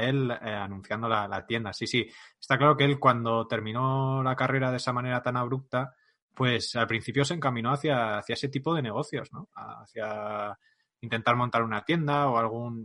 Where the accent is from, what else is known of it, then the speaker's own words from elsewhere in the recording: Navarre, Spain; soy navarro